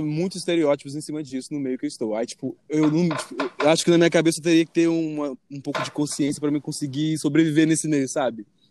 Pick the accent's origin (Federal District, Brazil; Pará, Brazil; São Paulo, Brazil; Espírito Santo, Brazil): Espírito Santo, Brazil; now in Rio de Janeiro, Brazil; eu moro lá agora, mas eu sou capixaba